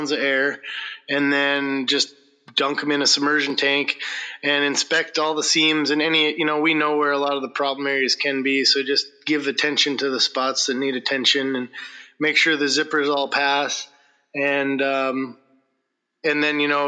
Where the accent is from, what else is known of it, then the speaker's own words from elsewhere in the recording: North Dakota, United States; moved away as an adult; also born or lived in Montana; now in Kake, United States; I grew up in North Dakota